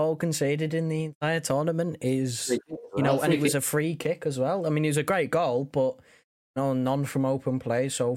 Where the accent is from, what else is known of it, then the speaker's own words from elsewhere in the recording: England, United Kingdom; I'm English